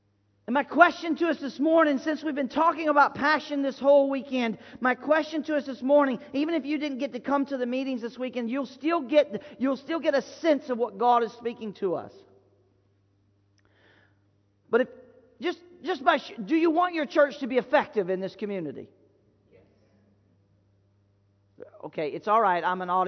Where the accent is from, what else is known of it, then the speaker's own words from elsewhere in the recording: the South, United States; Just growing up wild in the southern part of the United States where parents just turned you loose